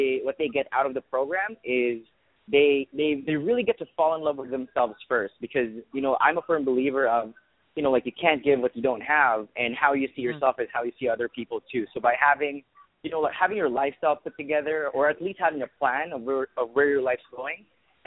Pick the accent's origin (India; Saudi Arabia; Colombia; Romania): Saudi Arabia; English is a second language; moved away as an adult; also born or lived in Philippines; now in Canada; I was born in the Philippines, but I grew up in Saudi Arabia. So I was raised in the Middle East